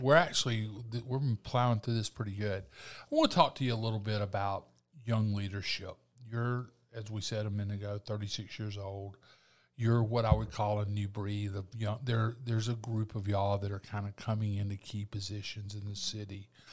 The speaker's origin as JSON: {"language": "English", "town": "Eufaula", "region": "Alabama", "country": "United States", "tie": "born or raised there", "said": "I grew up in Eufaula"}